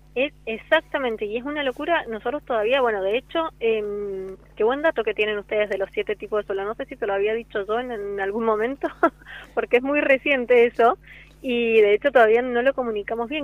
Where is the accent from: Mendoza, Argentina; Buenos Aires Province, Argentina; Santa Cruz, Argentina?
Mendoza, Argentina; moved away as an adult; now in San Juan, Argentina; soy mendocina y hace siete años que vivo en la provincia